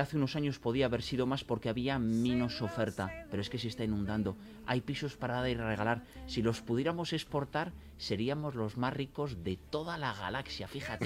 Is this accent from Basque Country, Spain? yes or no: yes; Biscay, Basque Country, Spain; yo vengo de Vizcaya